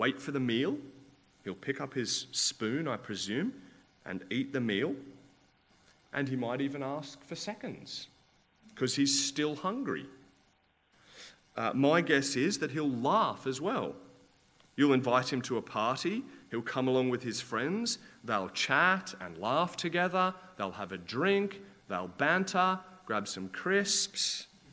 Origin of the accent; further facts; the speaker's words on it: Australia; I'm Australian